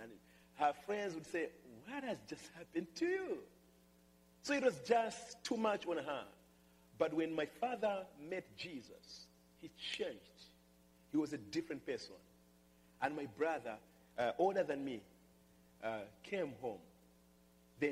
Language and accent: English; Malawi; moved away; I come from Malawi, and I'm just happy to be part of that country